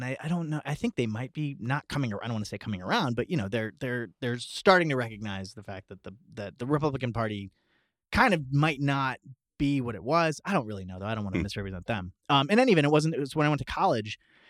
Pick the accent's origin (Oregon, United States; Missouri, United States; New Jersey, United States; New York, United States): New Jersey, United States; Central; We're from Central New Jersey. I kind of grew up